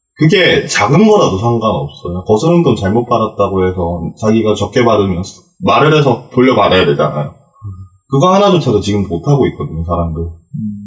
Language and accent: Korean; Bonghwa, North Gyeongsang, South Korea; 저는 경상북도 봉화라는